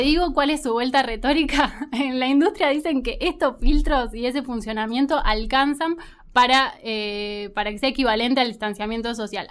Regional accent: Argentina; uno como argentino

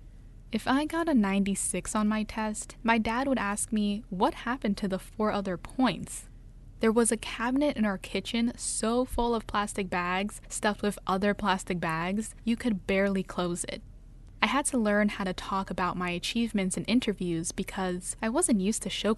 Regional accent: New York, United States; a native New Yorker

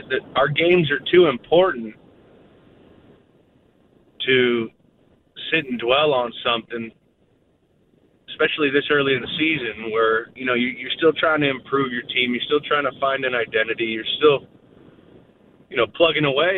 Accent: United States; an American that grew up here in this country

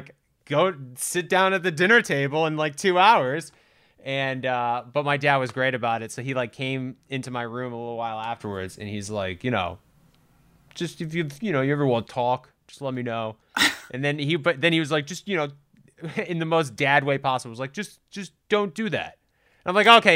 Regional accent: Rhode Island, United States; I grew up in the Rhode Island public school system

